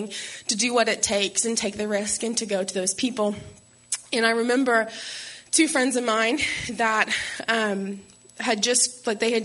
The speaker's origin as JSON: {"language": "English", "region": "Alabama", "country": "United States", "tie": "born or raised there", "also_born_or_lived": "Florida", "moved": "as an adult", "said": "I grew up in Alabama"}